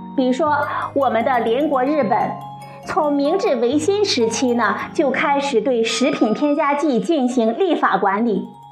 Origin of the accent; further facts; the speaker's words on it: China; 最早是由我们中国人发现的